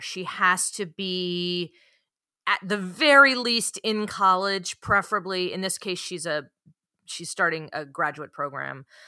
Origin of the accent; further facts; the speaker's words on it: San Francisco Bay Area, California, United States; I am from the San Francisco Bay Area, born and raised